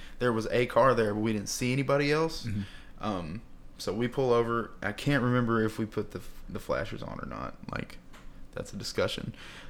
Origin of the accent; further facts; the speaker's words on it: Poughkeepsie, New York, United States; Again, I was raised in Poughkeepsie.